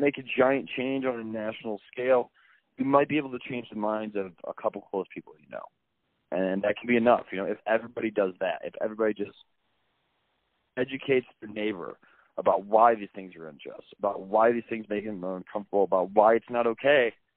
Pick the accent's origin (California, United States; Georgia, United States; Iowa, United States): Iowa, United States; Dubuque; growing up in Dubuque, you know, it's not a very culturally diverse town